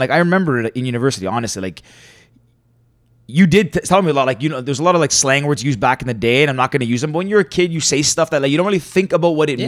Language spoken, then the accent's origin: English; Canada; I'm Greek Canadian.